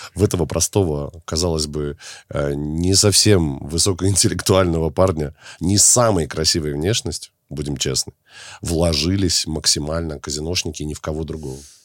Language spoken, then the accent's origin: Russian; Minsk, Belarus; из Минска, с моего родного города